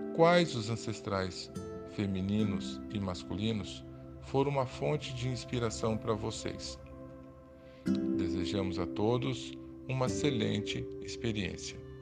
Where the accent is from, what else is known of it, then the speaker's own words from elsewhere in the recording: Brazil; Enquanto brasileiros, vivendo fisicamente nesse país